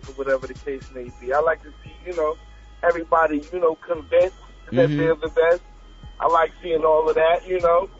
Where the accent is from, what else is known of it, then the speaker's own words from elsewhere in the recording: New York City, New York, United States; I'm from Corona, Queens